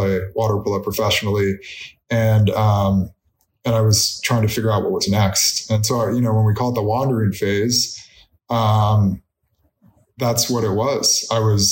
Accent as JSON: {"language": "English", "town": "Orinda", "region": "California", "country": "United States", "tie": "born or raised there", "said": "I had the dream of being a Cal water polo player growing up in Arinda"}